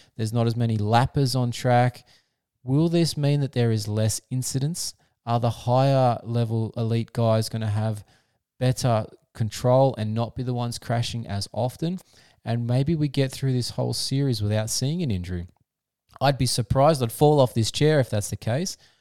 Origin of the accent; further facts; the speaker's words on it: Australia; I'm an Aussie